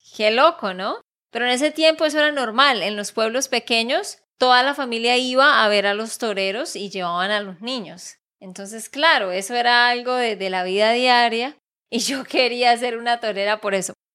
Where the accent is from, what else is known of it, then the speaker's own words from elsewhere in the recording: Santander, Colombia; de Santander, Colombia